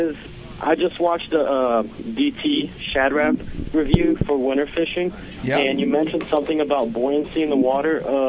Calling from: Philadelphia, Pennsylvania, United States; I'm calling from Philadelphia, PA.

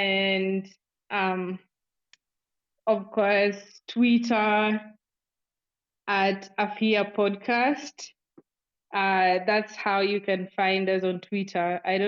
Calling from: Nairobi, Kenya; I'm speaking from Nairobi, Kenya.

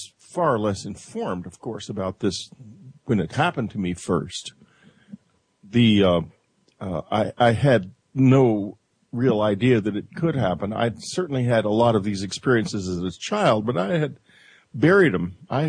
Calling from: New York City, New York, United States; I'm calling from New York City.

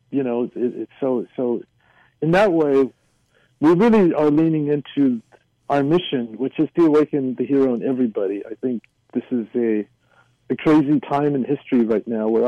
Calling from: Hacienda Heights, California, United States; It's funny he should say because I am calling in from Hacienda Heights. I'm I'm less than a mile from Hsi Lai Temple.

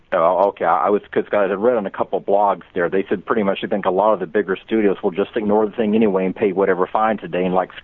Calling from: Tampa, Florida, United States; Hi, James. It's … in Tampa, Florida. How you doing?

